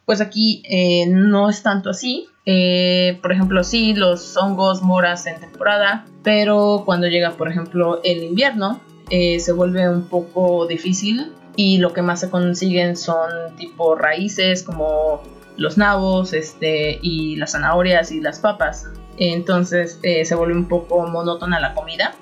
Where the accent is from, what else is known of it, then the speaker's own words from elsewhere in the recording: Xalapa, Veracruz, Mexico; moved away as an adult; also born or lived in Monterrey, Mexico; now in Turku, Finland; soy originaria de Jalapa, Veracruz